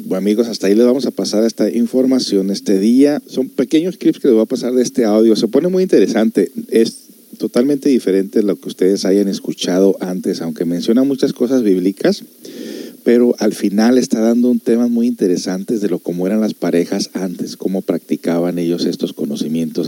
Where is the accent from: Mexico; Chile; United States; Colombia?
United States; yo me crecí aquí en Estados Unidos